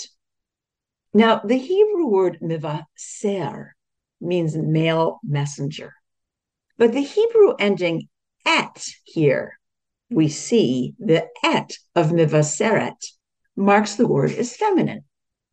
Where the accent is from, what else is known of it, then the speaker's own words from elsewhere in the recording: Australia; an Australian Jewish woman. I am neither Israeli nor Palestinian, but I am a Jew in Australia